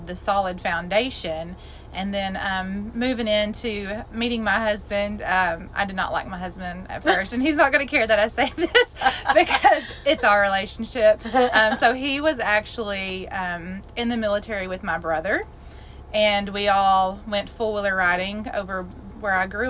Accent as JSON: {"language": "English", "region": "Arkansas", "country": "United States", "said": "I'm from Arkansas"}